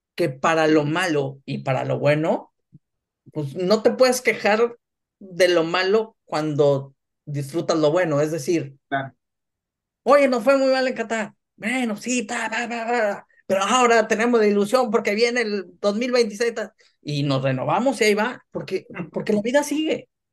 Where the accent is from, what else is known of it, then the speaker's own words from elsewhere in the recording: Ciudad Mante, Tamaulipas, Mexico; moved away as an adult; also born or lived in Monterrey / Tampico; now in Germany; asesoraba al equipo de mi ciudad natal, este, que en ese entonces eran los Jaguares de Ciudad Mante